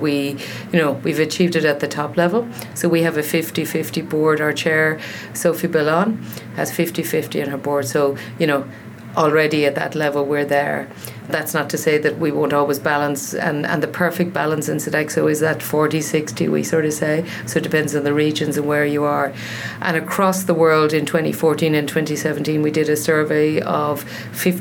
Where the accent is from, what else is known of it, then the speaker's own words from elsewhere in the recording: Ireland; I'm Irish